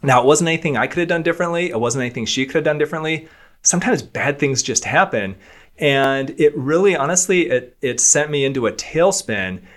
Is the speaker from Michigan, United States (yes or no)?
yes; Michigan, United States; I'm from Michigan as well. I'm from a small town of Michigan